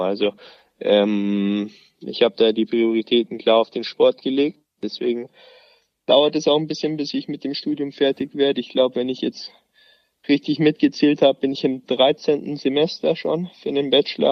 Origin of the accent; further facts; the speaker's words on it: near Ansbach, Bavaria, Germany; in Ansbach, also gar nicht so weit weg von meinem Heimatort